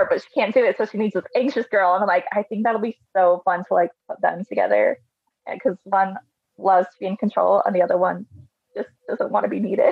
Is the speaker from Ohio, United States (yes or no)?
no; Colorado, United States; growing up in little town Colorado